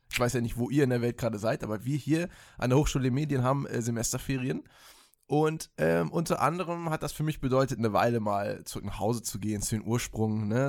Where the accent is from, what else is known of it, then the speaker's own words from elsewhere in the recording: Münster, North Rhine-Westphalia, Germany; now in Stuttgart, Germany; ja, Münster Boy